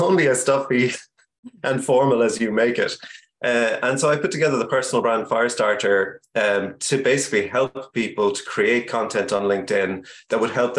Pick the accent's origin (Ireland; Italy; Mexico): Ireland; also born or lived in Cork / Kentucky; I'm Irish. We live in Cork, but I'm actually chatting to you right now from Kentucky